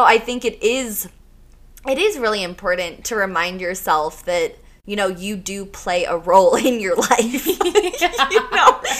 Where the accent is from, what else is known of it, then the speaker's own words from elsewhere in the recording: New York, United States; now in Colorado, United States; I'm from New York, so I have that New York energy